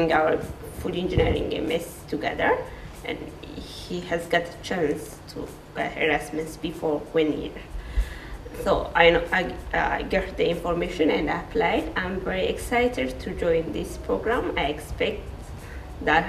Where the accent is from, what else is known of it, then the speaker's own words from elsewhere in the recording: Ethiopia; moved away; from Ethiopia.